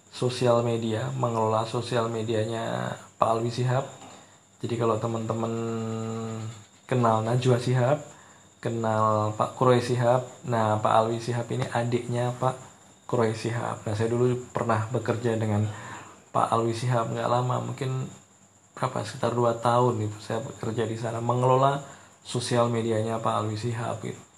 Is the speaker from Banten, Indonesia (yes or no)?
no; Ponorogo, East Java, Indonesia; born there; Saya kelahiran Ponorogo 20 Maret 1990.